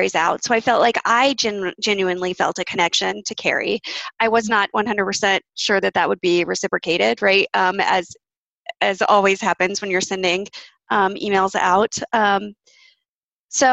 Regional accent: Austin, Texas, United States; moved away; I was born in Austin. I have spent roughly half my life in Austin.

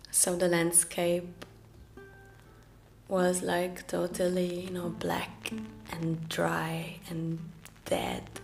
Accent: Norway; first language Norwegian; English is a second language; I started to sing in my mother tongue, uh, which is Norwegian.

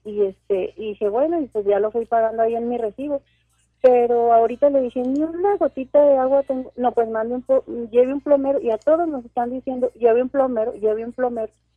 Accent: Mexico; now in Ciudad Juárez, Mexico; soy una mexicana muy contenta

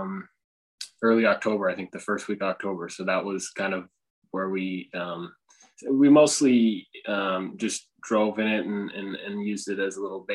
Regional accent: Canada; I'm from Canada

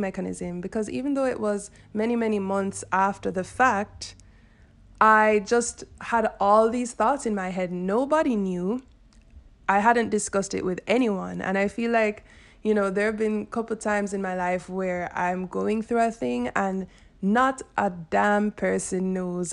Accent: Jamaica; I'm Jamaican

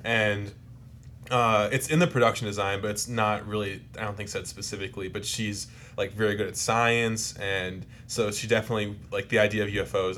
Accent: New Jersey, United States; South Jersey, which is where I grew up

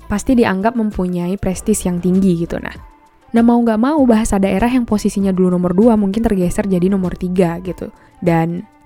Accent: Aceh Tamiang, Aceh, Indonesia; Ceritanya kan aku ini asalnya aslinya dari Aceh ya, Aceh Tamiang.

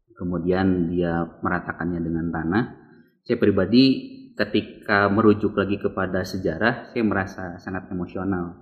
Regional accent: Bandung, West Java, Indonesia; saya lahir di sini

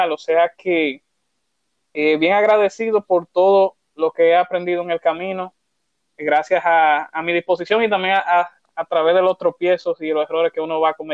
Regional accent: Santo Domingo, Distrito Nacional, Dominican Republic; vengo desde Santo Domingo, República Dominicana, o sea que soy tu compatriota.

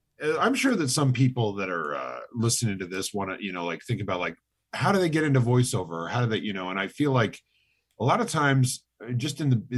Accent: Lake Stevens, Washington, United States; Seattle. I'm from Lake Stevens, Washington.

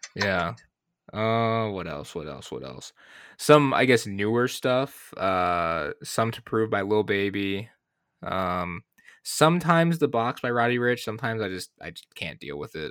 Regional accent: Michigan, United States; moved away; also born or lived in Arizona; I'm from Michigan

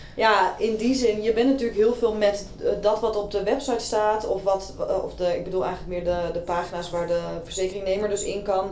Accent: Amsterdam, North Holland, Netherlands; ik kom uit Amsterdam

